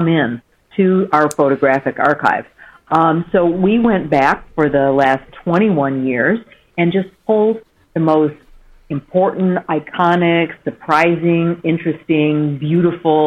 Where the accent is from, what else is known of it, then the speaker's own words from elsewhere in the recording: Michigan, United States; my home state of Michigan.